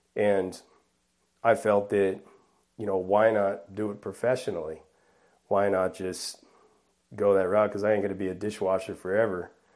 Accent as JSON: {"language": "English", "town": "Bellflower", "region": "California", "country": "United States", "tie": "born or raised there", "also_born_or_lived": "Buena Park, California / La Mirada, California / Norwalk, California", "moved": "yes", "said": "I was born and raised in Bellflower, California, in southeast Los Angeles"}